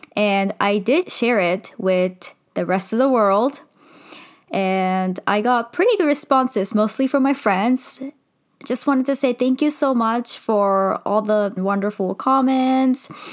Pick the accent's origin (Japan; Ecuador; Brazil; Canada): Japan; also born or lived in United States / India (ancestry); I'm Indian, hundred percent Indian. I was born in Japan, I lived in Japan in the U S